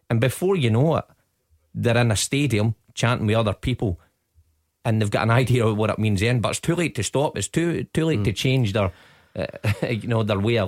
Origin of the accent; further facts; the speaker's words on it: Glasgow, Scotland, United Kingdom; I grew up in the East End of Glasgow